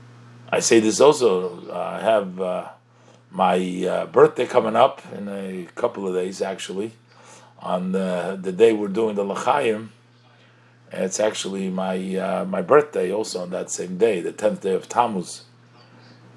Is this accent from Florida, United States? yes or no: no; New York, United States; I was born in the Rebbe's court. That's where I was born. I was born and I was raised over there.